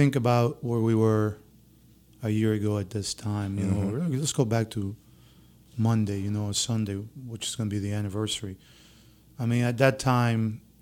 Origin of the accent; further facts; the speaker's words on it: Venezuela; now in Baton Rouge, United States; I come from Venezuela.